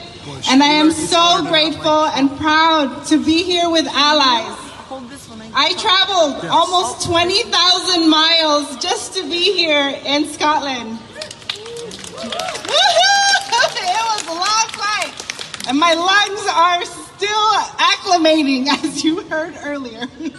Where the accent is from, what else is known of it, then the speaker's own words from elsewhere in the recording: Northern Mariana Islands; I am a representative from the Mariana Islands.